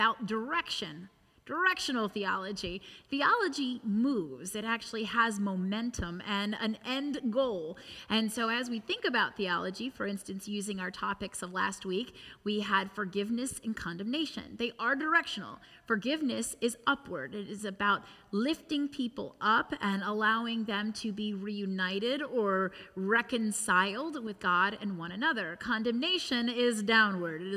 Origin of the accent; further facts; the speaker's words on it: United States; having been born and raised in the United States